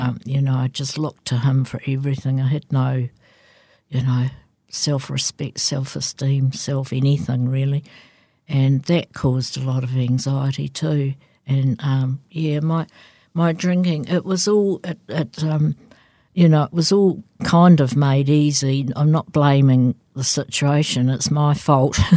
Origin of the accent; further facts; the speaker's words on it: Christchurch, Canterbury, New Zealand; I grew up in Christchurch